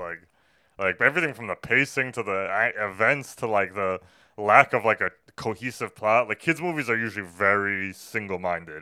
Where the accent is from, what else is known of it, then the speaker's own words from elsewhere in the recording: New York City, New York, United States; just being a New Yorker